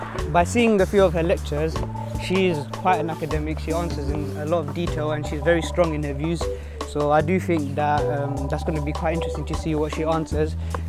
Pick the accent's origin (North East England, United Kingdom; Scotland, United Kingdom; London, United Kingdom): London, United Kingdom; I'm 17 years old and I'm from Tower Hamlets.